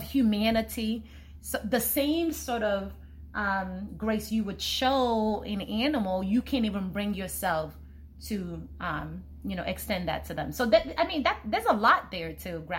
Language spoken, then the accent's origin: English; Nigeria; I'm Nigerian